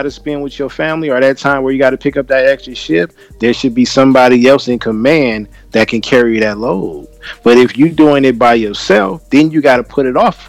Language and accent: English; California, United States; I'm from California.